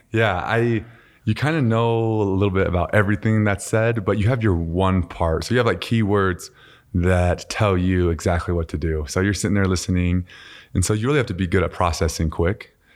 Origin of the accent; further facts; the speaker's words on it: Utah, United States; also born or lived in Voorhees, New Jersey; my dad was playing for the Eagles at the time. And then he started coaching at, uh, University of Utah. And so, uh, we, we moved here and, uh, man, I just played every sport growing up.